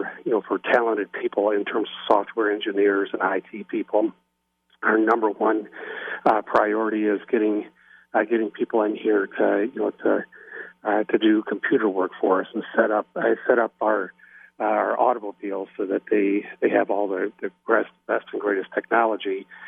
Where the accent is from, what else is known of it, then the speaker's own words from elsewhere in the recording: Frankenmuth, Michigan, United States; The entire county of Saginaw, of which Frankenmuth is my hometown